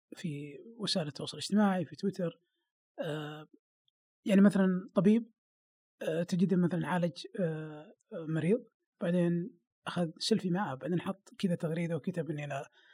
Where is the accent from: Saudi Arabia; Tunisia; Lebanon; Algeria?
Saudi Arabia; عندنا في السعوديه